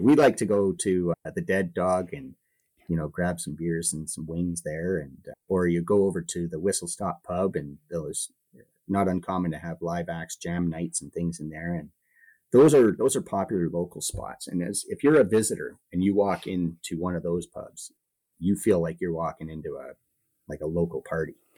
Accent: Calgary, Alberta, Canada; also born or lived in interior British Columbia; now in Jasper, Canada; growing up in Calgary

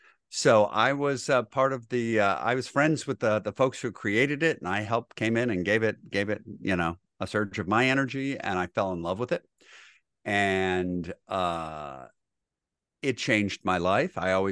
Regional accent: Grosse Pointe, Michigan, United States; I am from Grosse Pointe, Michigan. Born and raised

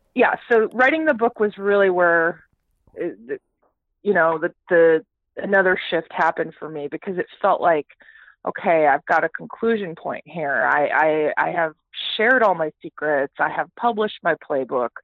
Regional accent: Houston, Texas, United States; also born or lived in Toronto, Canada / Calgary, Canada; I am a Canadian born, okay. but I grew up in the great state of Texas.

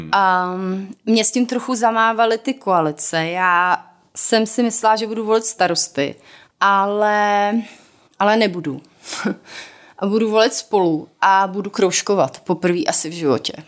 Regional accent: South Moravian Region, Czechia; now in Prague, Czech Republic; já jsem z Jižní Moravy

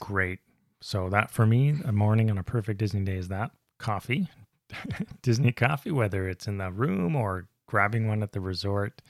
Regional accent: Canada; I'm Canadian

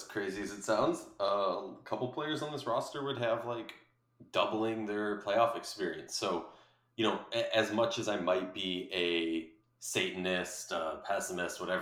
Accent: Minnesota, United States; the Minnesota Lynx, my hometown team.

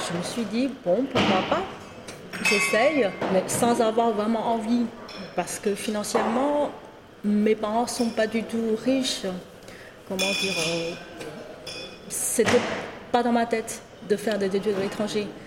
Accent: China; moved away as an adult; now in France; en tant que chinoise, comment dire 100% fabriquée en Chine. je suis venue à Paris à l'âge de 25 ans.

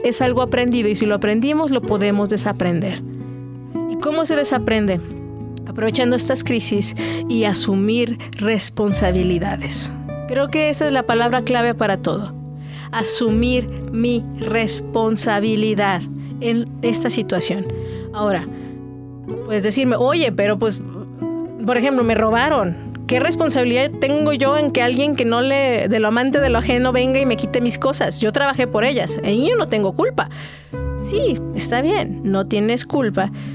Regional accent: Mexico

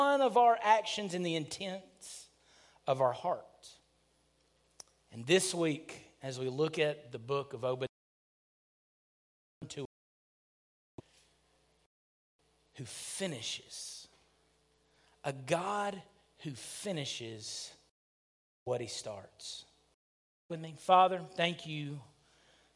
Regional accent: Lickskillet, Alabama, United States; when I grew up in Lickskillet, Alabama

